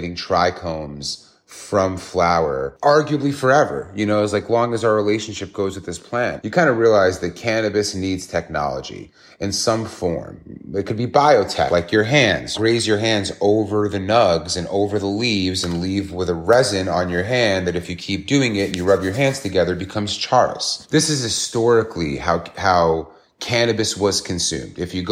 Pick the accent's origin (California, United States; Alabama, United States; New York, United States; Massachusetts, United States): New York, United States; New York City; as a New Yorker